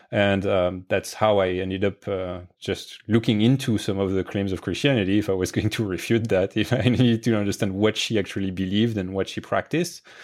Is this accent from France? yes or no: yes; France; moved away; I grew up in France